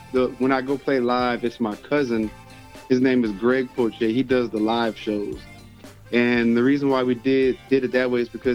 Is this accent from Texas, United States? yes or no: yes; Houston, Texas, United States; when I was growing up in Houston